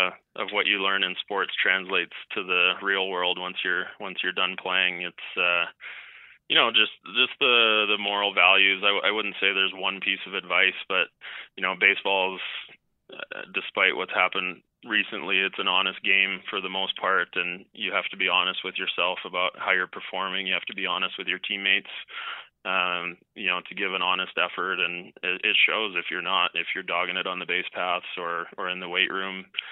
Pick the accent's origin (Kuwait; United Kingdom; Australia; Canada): Canada; kind of what I thought growing up is that even though you're growing up in Canada and if you're playing baseball or really any sport, you really can take it as far as you want